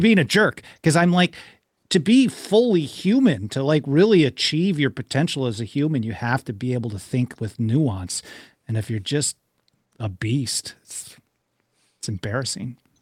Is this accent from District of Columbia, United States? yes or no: no; Milwaukee, Wisconsin, United States; I grew up in Milwaukee